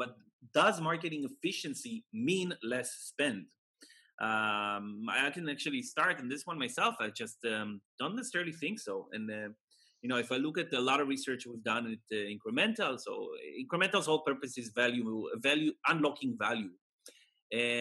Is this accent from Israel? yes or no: yes; Israel; moved away; I'm originally from Israel